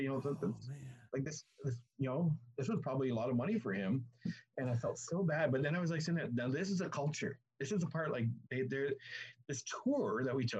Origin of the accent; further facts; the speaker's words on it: Canada; I'm from Canada